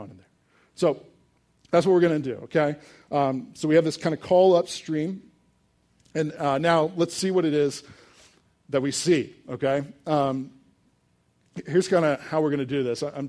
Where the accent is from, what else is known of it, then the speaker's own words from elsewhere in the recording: Richmond, Virginia, United States; I grew up in Richmond, Virginia, 2 miles away from the James River